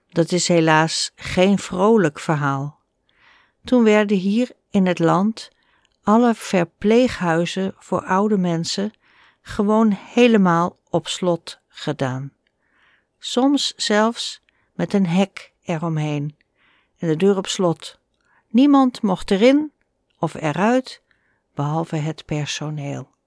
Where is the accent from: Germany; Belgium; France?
Germany; Dutch is a second language; now in Netherlands; Als Nederlanders horen dat ik uit Duitsland kom, spreken ze meestal Engels met mij. En mijn Nederlands is nog niet zo goed